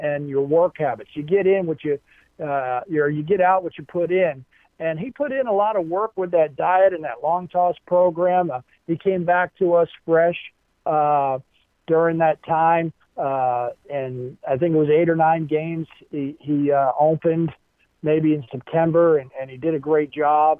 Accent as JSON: {"language": "English", "town": "Baltimore", "region": "Maryland", "country": "United States", "tie": "born or raised there", "said": "growing up in Baltimore, Maryland"}